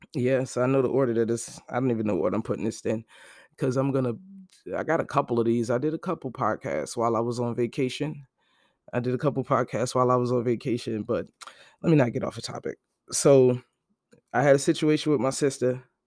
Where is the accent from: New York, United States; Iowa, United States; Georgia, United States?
New York, United States; Brooklyn; moved away; also born or lived in New Jersey; I'm actually from Brooklyn, Brooklyn-born.